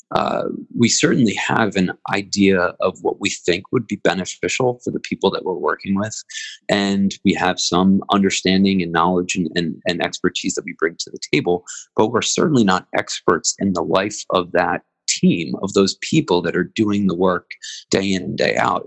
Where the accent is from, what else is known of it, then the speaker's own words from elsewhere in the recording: Philadelphia, Pennsylvania, United States; as a Philadelphian